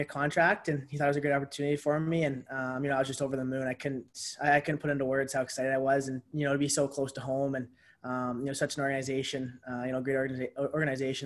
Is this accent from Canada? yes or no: yes; St. Catharines, Ontario, Canada; my hometown, St. Catharines, Ontario